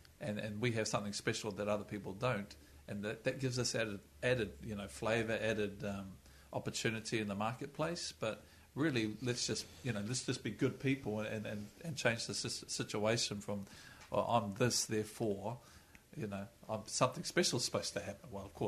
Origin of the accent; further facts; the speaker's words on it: Auckland, New Zealand; moved away; we grew up in Kelston and there's no snow in Kelston, and there's nothing flash in Kelston